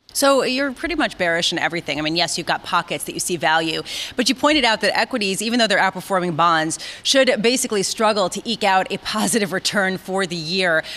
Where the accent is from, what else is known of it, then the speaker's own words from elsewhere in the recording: New York City, New York, United States; I grew up in New York City